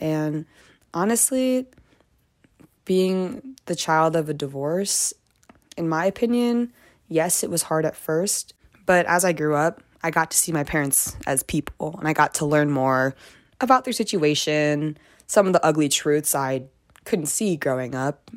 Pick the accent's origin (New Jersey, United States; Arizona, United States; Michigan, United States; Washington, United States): Michigan, United States; moved away as an adult; now in Boulder, United States; I'm from Michigan, and I ended up coming to Boulder too